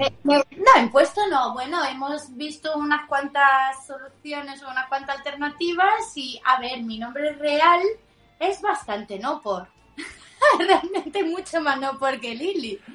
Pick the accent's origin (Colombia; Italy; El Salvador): Italy; Spanish is a second language; moved away